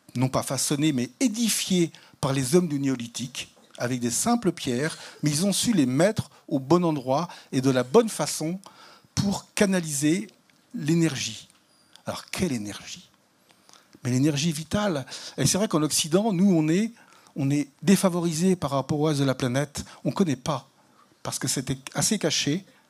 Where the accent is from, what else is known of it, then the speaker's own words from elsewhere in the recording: the West, western France, France; je suis catholique parce que je suis né dans l'Ouest